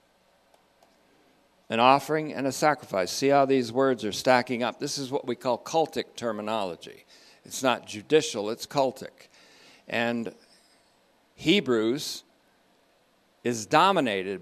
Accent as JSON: {"language": "English", "region": "Vermont", "country": "United States", "tie": "born or raised there", "also_born_or_lived": "Hoosick Falls, New York", "said": "I grew up in Vermont after being born in New York State. Hoosick Falls, also known as Whiskey Falls"}